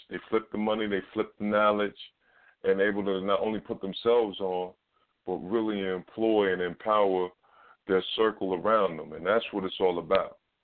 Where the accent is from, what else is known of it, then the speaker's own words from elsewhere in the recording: New York City, New York, United States; I'm from Harlem